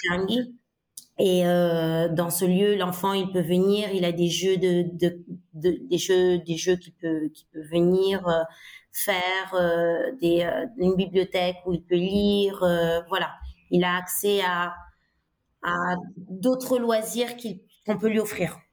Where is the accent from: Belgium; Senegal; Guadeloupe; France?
Senegal; Dakar; moved away as an adult; also born or lived in Italy / England / Côte d'Ivoire / Colombia; j'ai grandi au Sénégal jusqu'à mes 18 ans. J'ai, j'ai suivi euh, ma scolarité à, à, Dakar.